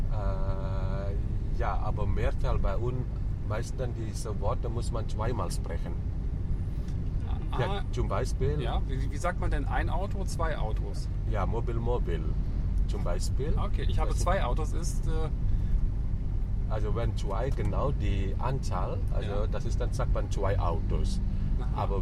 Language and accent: German; Bali, Indonesia; German is a second language; Ja, bin ich ein Balinesen. Bin ich hier in Bali geboren und hier aufgewachsen.